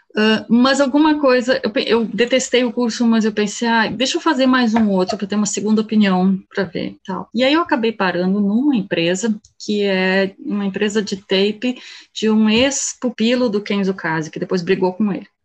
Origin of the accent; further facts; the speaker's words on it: Canoas, Rio Grande do Sul, Brazil; moved away as an adult; also born or lived in Germany; sou gaúcha, né? Eu sou daqui de Canoas, do lado de Porto Alegre. E fui para a Alemanha aos 19 anos